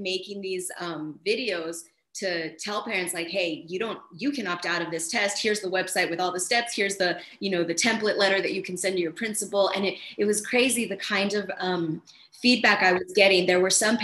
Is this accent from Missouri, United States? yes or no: no; El Paso, Texas, United States; also born or lived in Dallas; When I came home to El Paso, Texas, none of the districts in my hometown were doing in-person